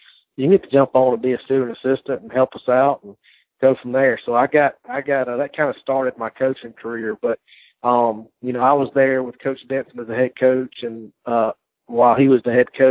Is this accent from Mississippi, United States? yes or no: yes; Wesson, Mississippi, United States; I grew up in Weston, in the town of Weston, where Colin is